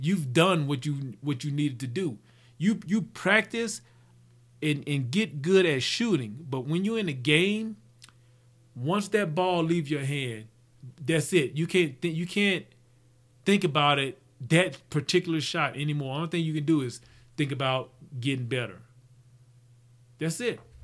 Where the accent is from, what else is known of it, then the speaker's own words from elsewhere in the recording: Mississippi, United States; growing up in Mississippi